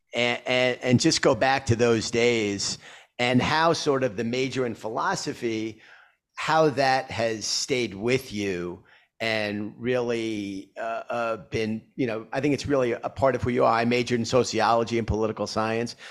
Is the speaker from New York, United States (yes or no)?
yes; New York City, New York, United States; I grew up in Queens and when I was going to school